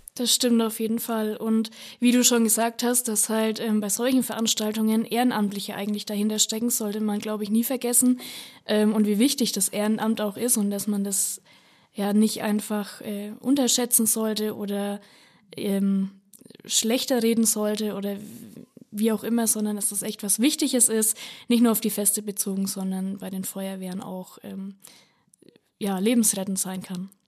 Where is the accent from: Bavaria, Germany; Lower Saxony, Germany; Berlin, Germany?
Bavaria, Germany; Upper Franconia, Lichtenfels region; ich komme aus Oberfranken, aus der Lichtenfelser Region